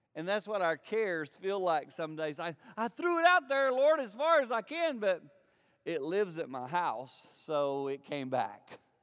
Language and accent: English; foothills of the Blue Ridge Mountains, the Carolinas, United States; I grew up in the Carolinas, in the foothills of the Blue Ridge Mountains.